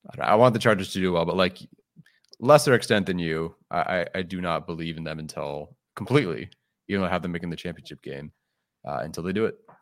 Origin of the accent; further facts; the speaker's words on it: Exton, Pennsylvania, United States; your family's born on the East Coast and born and raised in Exton, Pennsylvania